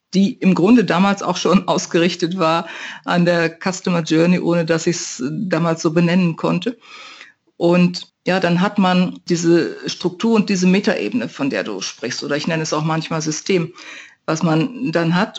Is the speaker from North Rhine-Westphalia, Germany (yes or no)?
yes; North Rhine-Westphalia, Germany; moved away; In meiner Heimat zumindest sagte man das, in meiner westfälischen